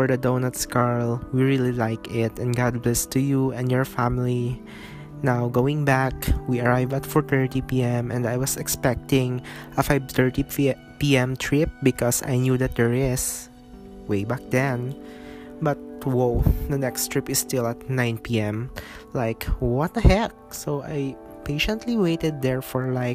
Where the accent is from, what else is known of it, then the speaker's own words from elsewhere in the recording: Zamboanga City, Zamboanga Peninsula, Philippines; now in Cagayan de Oro, Philippines; my hometown, Asia's Larin City, Zamboanga City